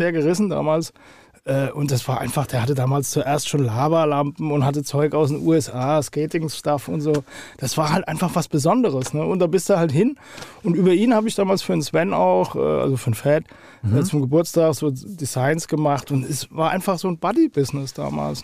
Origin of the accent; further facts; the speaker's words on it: Hattersheim am Main, Hesse, Germany; also born or lived in Hofheim am Taunus; ich bin äh, aus Hattersheim-Okriftel